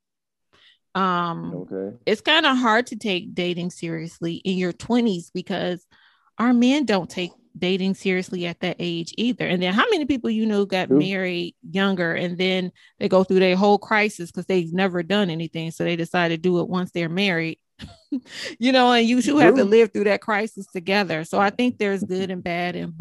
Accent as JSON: {"language": "English", "town": "Cleveland", "region": "Ohio", "country": "United States", "tie": "born or raised there", "moved": "yes", "lives_now": "Detroit, United States", "said": "I'm in Detroit, right? But I'm originally from Cleveland. I'm a Buckeye girl"}